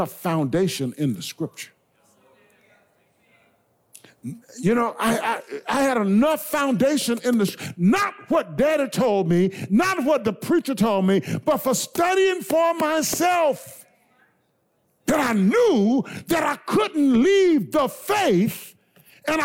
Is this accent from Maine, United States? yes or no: no; Blair, South Carolina, United States; moved away; growing up in Blair, South Carolina